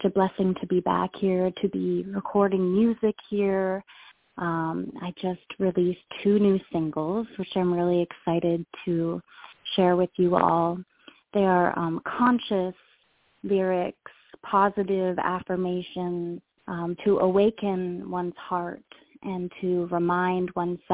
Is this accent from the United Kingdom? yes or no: no; Ontario, Canada; moved away as an adult; now in Hawaii, United States; I was born in Ontario, Canada.